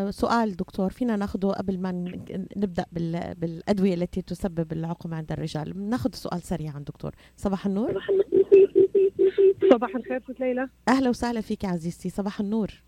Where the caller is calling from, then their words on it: Troy, Michigan, United States; also born or lived in Ann Arbor; كنت كنت قبل ساكنه في ان اربر اتابعك من كنت في ان اربر والان في تروي ومستمره اتابعك